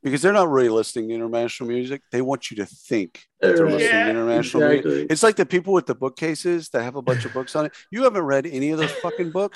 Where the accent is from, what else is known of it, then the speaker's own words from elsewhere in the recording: Texas, United States; I grew up obviously in Texas